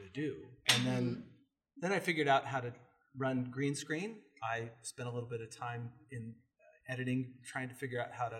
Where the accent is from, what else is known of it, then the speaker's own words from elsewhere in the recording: Coeur d'Alene, Idaho, United States; I was born here in Coeur d'Alene, born and raised